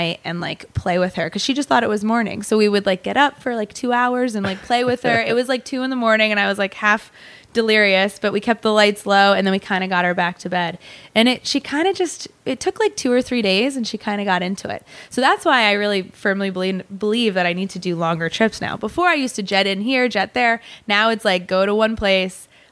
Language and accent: English; Woodstock, Vermont, United States; I grew up in Vermont